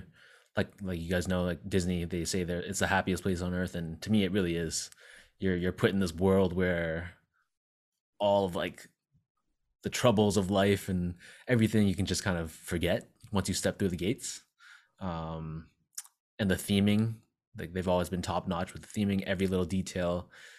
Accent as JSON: {"language": "English", "town": "Toronto", "region": "Ontario", "country": "Canada", "tie": "born or raised there", "said": "we born and raised in Toronto"}